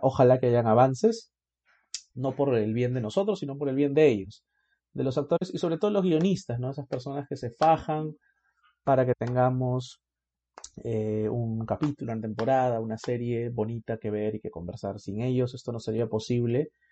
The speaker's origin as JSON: {"language": "Spanish", "country": "Peru"}